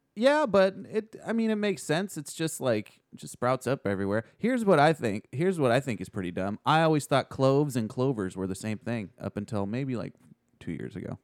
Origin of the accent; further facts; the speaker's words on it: hometown served by KTVU, California, United States; a local report from my hometown, uh, from, uh, K T V U Channel two